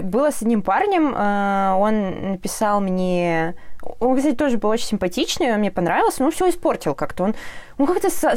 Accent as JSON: {"language": "Russian", "town": "Orenburg", "region": "Orenburg Oblast", "country": "Russia", "moved": "yes", "lives_now": "Ufa, Russia", "said": "я из Оренбурга сама"}